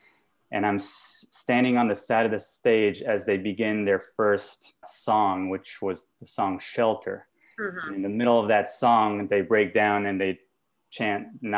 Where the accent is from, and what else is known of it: France; born or raised there; moved away